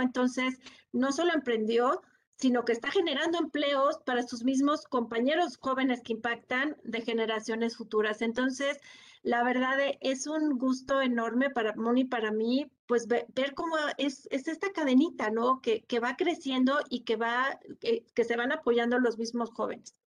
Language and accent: Spanish; Mexico; todos como mexicanos